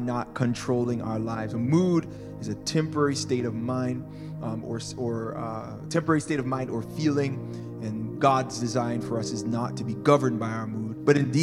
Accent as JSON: {"language": "English", "town": "Toronto", "region": "Ontario", "country": "Canada", "tie": "born or raised there", "also_born_or_lived": "California, United States", "moved": "as an adult", "said": "We grew up in Toronto, Canada. We lived here for about 17 years, then left"}